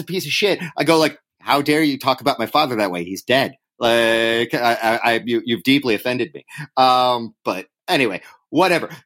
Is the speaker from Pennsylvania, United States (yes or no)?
yes; Upper Darby, Pennsylvania, United States; moved away as an adult; also born or lived in Boston; now in New York City, United States; I grew up in Upper Darby